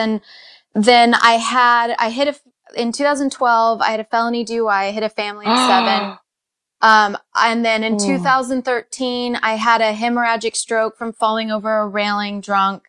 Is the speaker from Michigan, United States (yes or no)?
no; Rancho Cucamonga, California, United States; now in Los Angeles, United States; I'm from Rancho Cucamonga, an hour east of here.